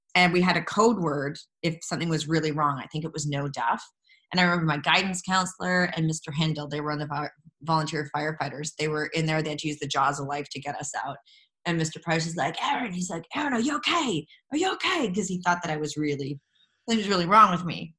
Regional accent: Jasper, Alberta, Canada; moved away; growing up in Jasper, uh, there's no theater in our school.

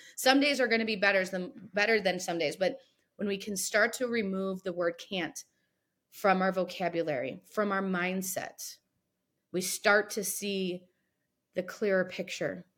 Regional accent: Sylvania, Ohio, United States; I grew up here in a little suburb called Sylvania

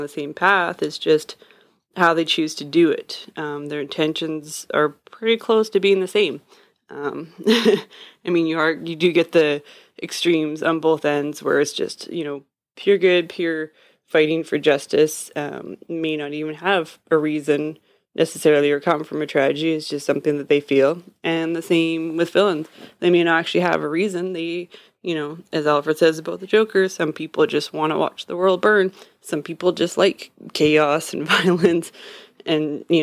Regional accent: Canada; I'm Canadian

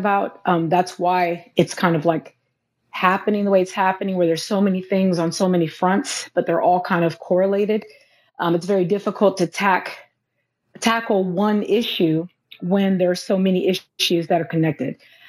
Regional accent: Los Angeles, California, United States; now in Louisiana, United States; I'm from Los Angeles

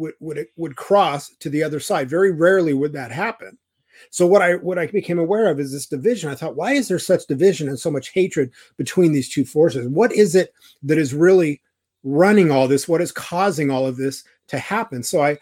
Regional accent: California, United States; I was raised in Orange County, California. It's very Republican. It's very right wing.

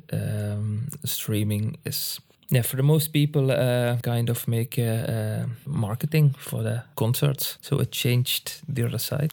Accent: Landgraaf, Limburg, Netherlands; accent: Limburg dialect; English is a second language; also born or lived in Schinnen, Netherlands / Tilburg, Netherlands; I'm actually from uh, Landgraaf

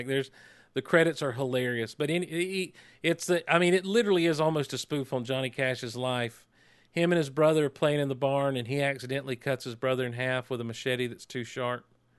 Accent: Georgia, United States; No, we're all from South Georgia.

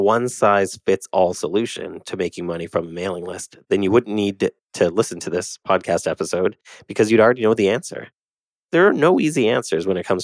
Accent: Canada; I'm Canadian

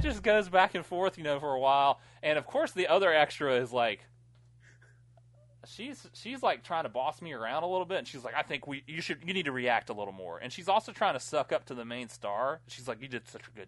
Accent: United States; I grew up near Georgia.

